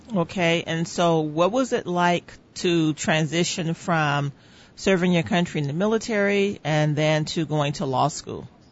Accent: Northwest Indiana, United States; I was born and raised in Northwest Indiana

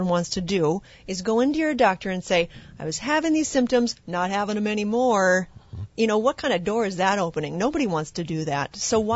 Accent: Midwest, United States; I grew up in the Midwest here

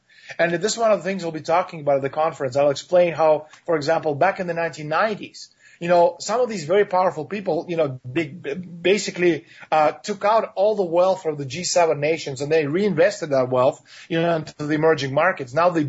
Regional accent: Toronto, Ontario, Canada; my hometown, Toronto, Canada.

